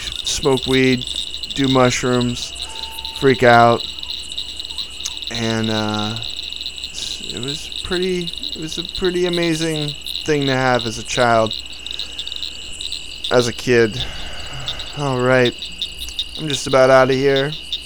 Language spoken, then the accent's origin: English; Santa Cruz, California, United States; As a kid growing up in Santa Cruz